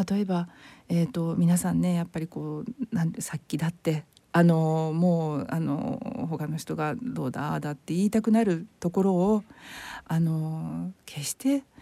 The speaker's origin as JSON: {"language": "Japanese", "town": "Yokohama", "region": "Kanagawa", "country": "Japan", "tie": "born or raised there", "also_born_or_lived": "Tokyo", "said": "父がえー、あの電話線をあのつなぐあの NTT のお仕事をしてましてでそれで転勤族で転々としていて、あのー、小学校の時に横浜に"}